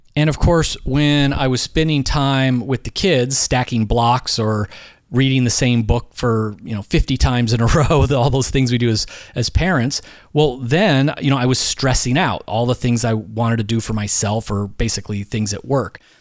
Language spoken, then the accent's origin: English; Philadelphia, Pennsylvania, United States; I'm from Philadelphia